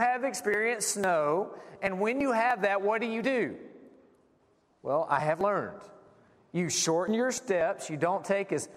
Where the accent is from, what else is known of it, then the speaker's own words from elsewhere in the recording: South Carolina, United States; now in Cedarville, United States; Now, I'm from South Carolina. Some of you could probably pick up the accent